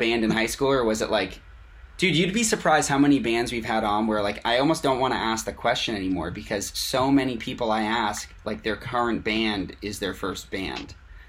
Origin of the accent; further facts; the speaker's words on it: Boston, Massachusetts, United States; I'm from Boston, which is where I am now, I'm just visiting family